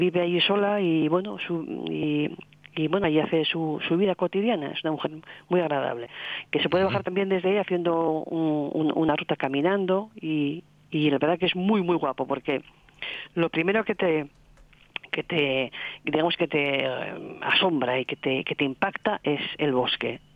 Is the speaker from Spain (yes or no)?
yes; Asturias, Spain; somos asturianos aquí